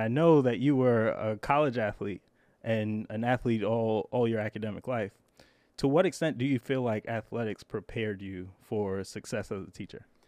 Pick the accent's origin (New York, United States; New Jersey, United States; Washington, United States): New York, United States; New York City; I grew up in Brooklyn